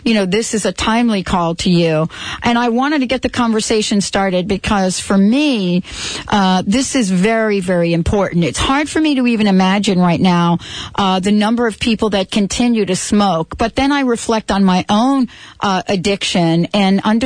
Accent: New York City, New York, United States; I grew up in the Bronx in New York

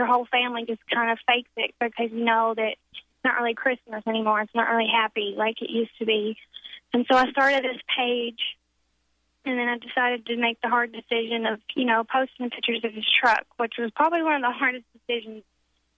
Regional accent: Pine Bluff, Arkansas, United States; also born or lived in Jonesboro, Arkansas; I'm from Pine Bluff, Arkansas, and I was going to school in Jonesboro, Arkansas, mm-hmm. which is about 2.5 hours from my hometown

